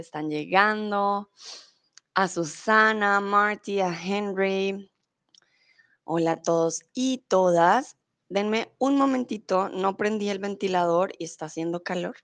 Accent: Colombia; now in Germany; soy de Colombia, vivo en Alemania y ahora estoy en México.

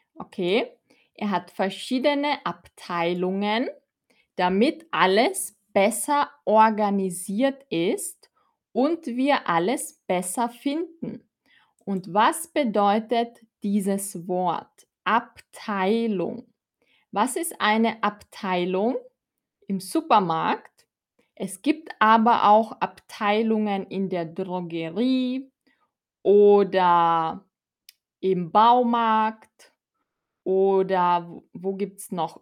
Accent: Austria; ich komme aus Österreich

